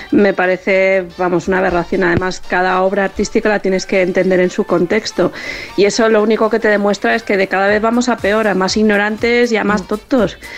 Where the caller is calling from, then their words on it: Balearic Islands, Spain; Buenos días … de Mallorca.